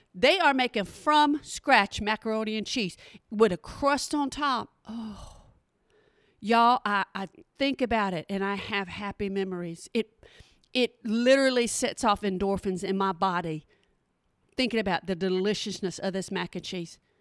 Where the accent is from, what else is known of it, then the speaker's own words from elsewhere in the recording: Oklahoma, United States; now in Texas, United States; I'm from Oklahoma